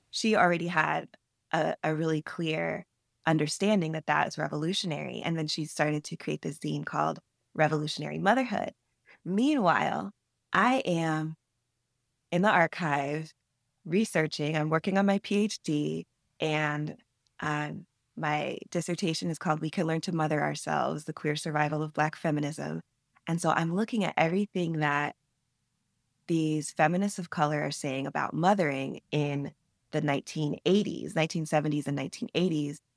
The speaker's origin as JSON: {"language": "English", "town": "Atlanta", "region": "Georgia", "country": "United States", "tie": "born or raised there", "said": "when I was a teenage writer growing up in Atlanta"}